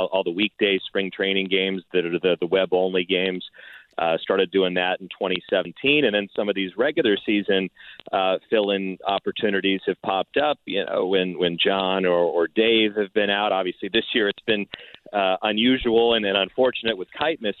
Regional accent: Palo Alto, California, United States; I grew up in the Bay Area. I grew up in Palo Alto

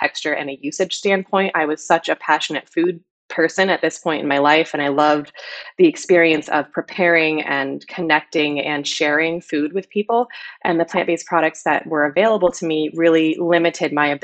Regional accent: outside of Syracuse, New York, United States; moved away; also born or lived in Philadelphia; upstate New York, where I grew up outside of Syracuse, New York, really small town, dirt road.

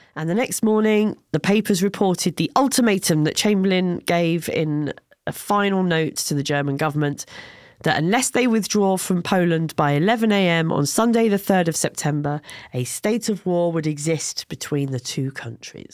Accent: England, United Kingdom; I said I was from England

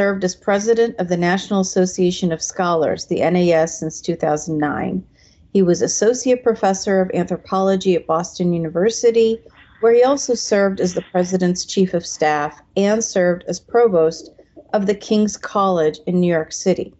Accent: Iran; now in United States; I'm originally from Iran, came to the United States during the revolution in 1979.

